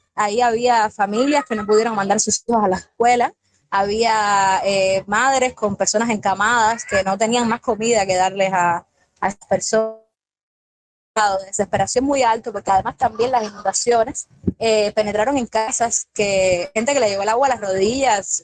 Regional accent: Villa Clara, Cuba; soy de Villa y he estado en mi casa con mi familia

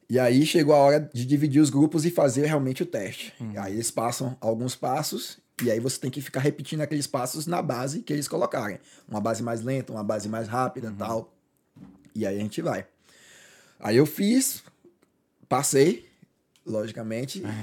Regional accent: Salvador, Bahia, Brazil; moved away

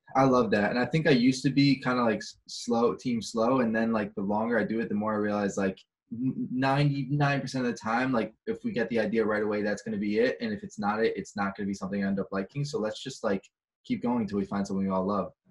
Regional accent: Chicago, Illinois, United States; now in Los Angeles, United States; I'm from Chicago

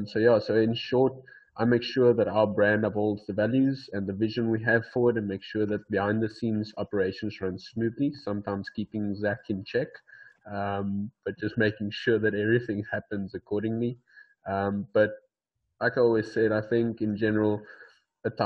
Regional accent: Port Elizabeth, Eastern Cape, South Africa; I'm from South Africa, called in a little city in South Africa called Port Elizabeth

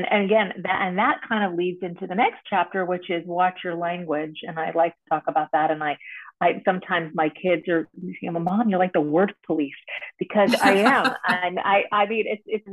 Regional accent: East Coast, United States; I am from the East Coast

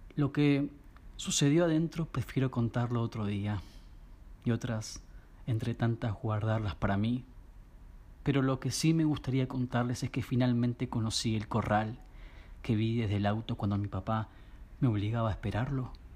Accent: Munro, Buenos Aires Province, Argentina; also born or lived in Núñez, Buenos Aires; Nací en Munro, aunque mi libreta civil dice que nací en Núñez

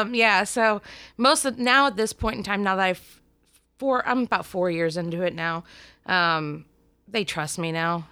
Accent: Warren, Ohio, United States; I'm from Warren, Ohio, which is a really tiny little town outside of the easiest way to say it is Cleveland

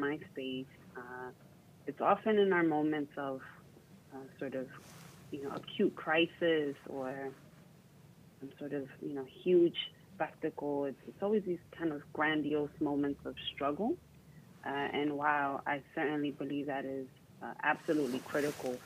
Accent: New York, United States; also born or lived in Puerto Rico / Dominican Republic (parents); I grew up in New York

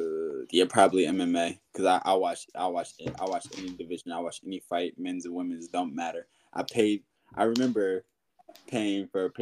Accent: United States; now in Sweden; I'm an American

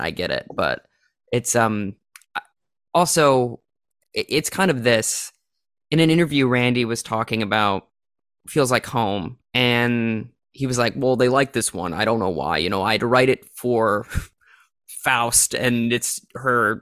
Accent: Minnesota, United States; also born or lived in South Dakota; my home state of Minnesota

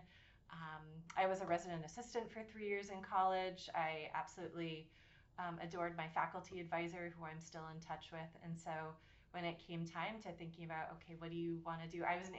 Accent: Attleboro, Massachusetts, United States; So I am originally from Massachusetts. … I use she, her pronouns. I was born and raised in Attleboro, Massachusetts, which is about 45 minutes south of Boston.

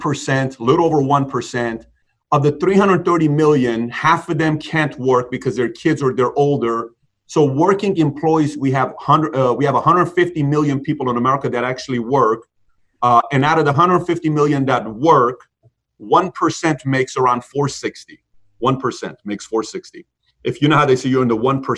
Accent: Iran; moved away; I grew up in Iran.

